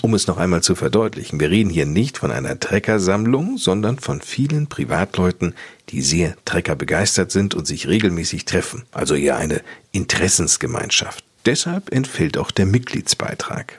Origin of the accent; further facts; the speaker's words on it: Lippe, North Rhine-Westphalia, Germany; hier bei uns in Lippe